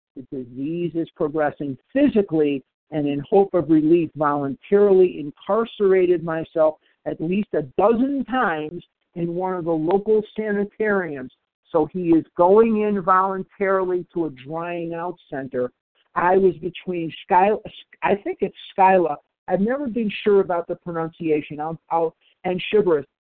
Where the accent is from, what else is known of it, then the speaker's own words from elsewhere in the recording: Chicago, Illinois, United States; I'm born and raised in Chicago. There's Lake Michigan going through my veins.